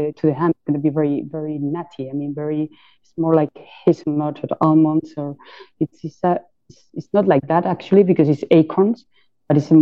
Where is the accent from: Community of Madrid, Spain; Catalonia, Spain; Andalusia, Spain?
Andalusia, Spain; Jabugo; we are from Jabugo and we're very, you know, proud to be from this small town